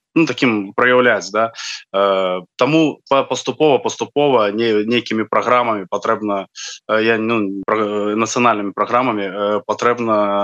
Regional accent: Belarus; мы беларусы

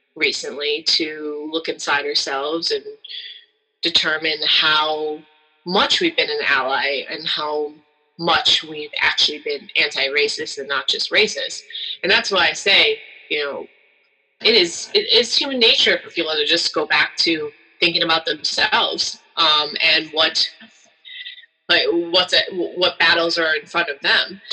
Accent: Chicago, Illinois, United States; I grew up in Chicago with Jordan

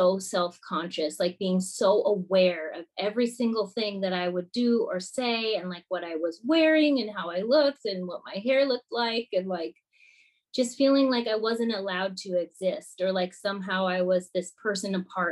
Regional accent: Minnesota, United States; moved away as an adult; I grew up in Minnesota

